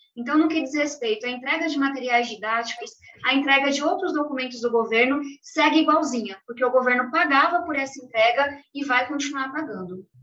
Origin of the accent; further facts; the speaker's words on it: São Paulo, Brazil; eu venho de um lugar, eu venho da periferia de São Paulo, moro em uma ocupação até hoje.